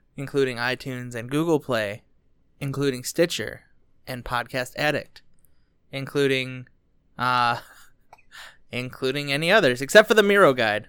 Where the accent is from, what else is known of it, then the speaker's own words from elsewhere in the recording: Dearborn, Michigan, United States; I was born in Dearborn